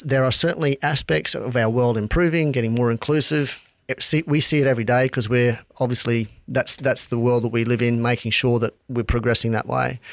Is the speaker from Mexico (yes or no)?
no; Charters Towers, Queensland, Australia; also born or lived in Townsville; Born in Townsville, grew up in Outback Charters Towers